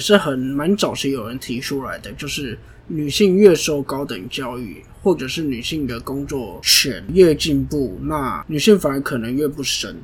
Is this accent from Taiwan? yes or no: yes; Taiwan; 我身在台湾，我不想要放弃台湾这块土地